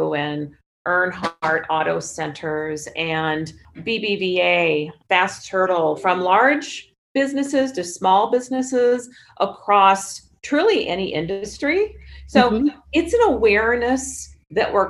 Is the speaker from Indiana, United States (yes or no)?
no; Cedar Rapids, Iowa, United States; now in Arizona, United States; growing up in Cedar Rapids, Iowa